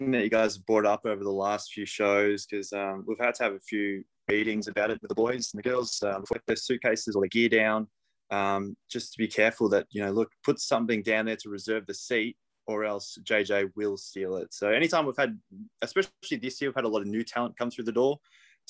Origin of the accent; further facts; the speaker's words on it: Torquay, Victoria, Australia; I'm from Torquay.